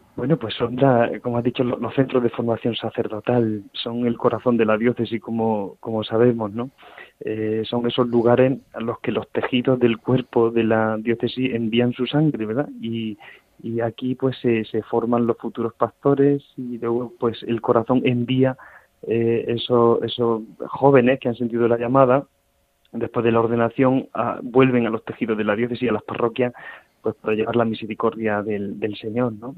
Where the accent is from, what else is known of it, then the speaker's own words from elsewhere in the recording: La Rambla, Andalusia, Spain; soy de un, de un pueblo de Córdoba que se llama La Rambla, un pueblo de unos 7.000 habitantes